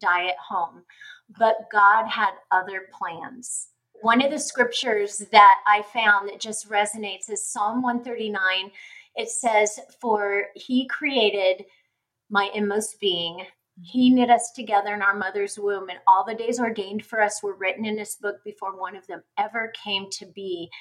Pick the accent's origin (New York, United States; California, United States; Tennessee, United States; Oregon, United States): California, United States; it was at Children's Hospital where I was born in California